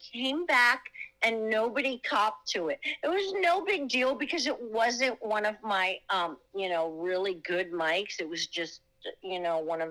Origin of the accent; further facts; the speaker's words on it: New York, United States; also born or lived in Florida / Hollywood, Florida; now in Los Angeles, United States; I'm from New York originally